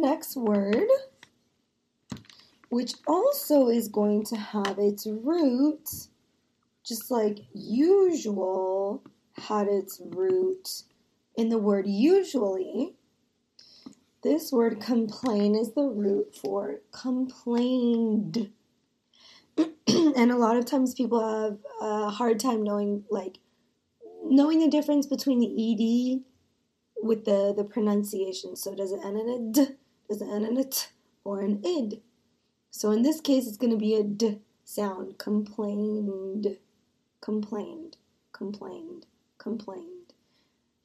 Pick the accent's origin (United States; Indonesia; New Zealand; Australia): United States; I am an American